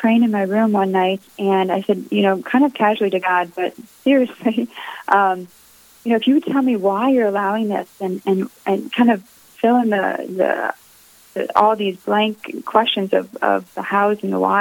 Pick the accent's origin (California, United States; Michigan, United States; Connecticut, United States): Connecticut, United States; I grew up in Connecticut